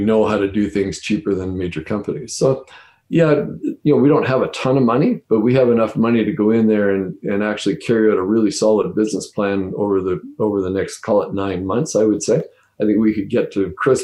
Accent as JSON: {"language": "English", "region": "Northern Ontario", "country": "Canada", "said": "I'm from Northern Ontario originally"}